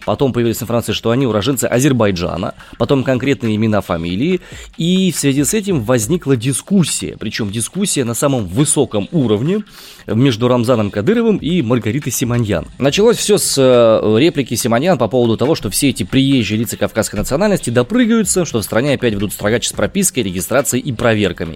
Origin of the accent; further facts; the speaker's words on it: Omsk, Omsk Oblast, Russia; я родом из Омска